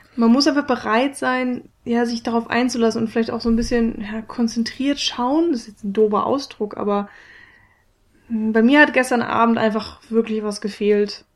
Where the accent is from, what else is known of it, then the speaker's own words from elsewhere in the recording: Germany; für mich als Deutsche